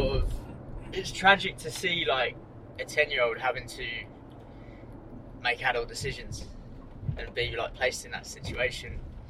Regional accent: Northampton, East Midlands, United Kingdom; moved away as an adult; also born or lived in Melbourne, Australia; now in Sydney, Australia; Northampton, which is like East Midlands, about an hour north of London.

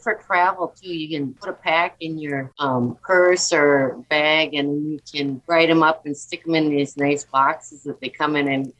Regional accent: Fargo, North Dakota, United States; I'm from Fargo, North Dakota.

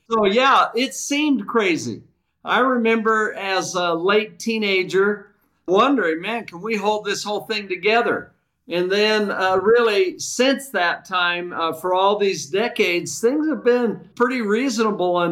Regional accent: Vallejo, California, United States; I was raised in the San Francisco Bay Area.

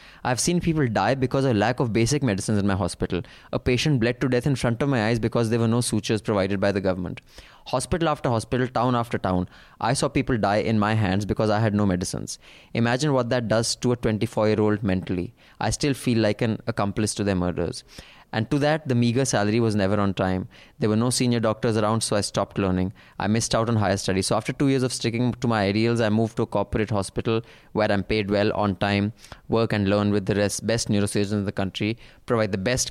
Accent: Jammu and Kashmir, India; I'm from Jammu and Kashmir and we have no compulsory rural service here.

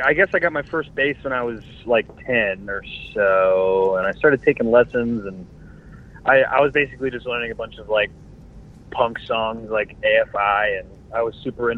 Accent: Jacksonville, Florida, United States; We're from Jacksonville.

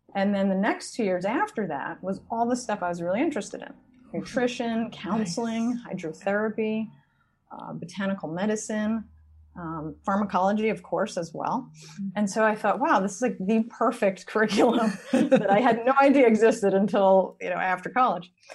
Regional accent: Long Island, New York, United States; I grew up on Long Island.

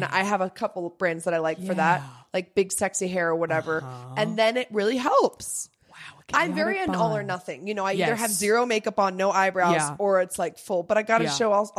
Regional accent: Netherlands; moved away; growing up in Holland

